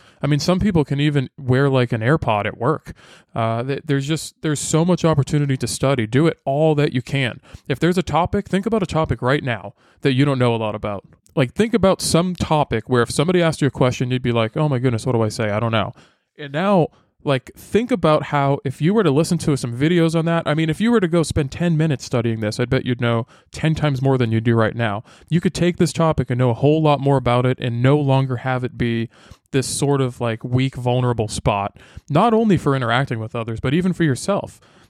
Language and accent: English; Massachusetts, United States; I grew up north in Massachusetts, and it was always like in the winter, it would get to negative.